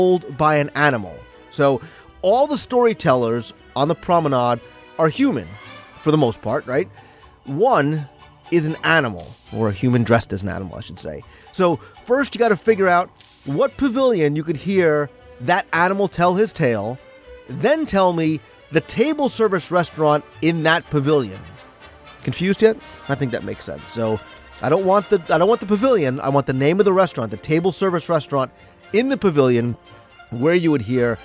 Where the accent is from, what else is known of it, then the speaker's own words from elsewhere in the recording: New Jersey, United States; accent: Jersey; my Jersey accent